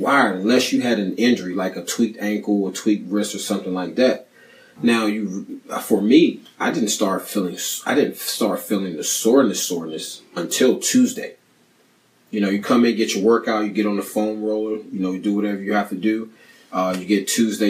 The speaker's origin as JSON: {"language": "English", "region": "Maryland", "country": "United States", "tie": "born or raised there", "said": "I grew up in Maryland"}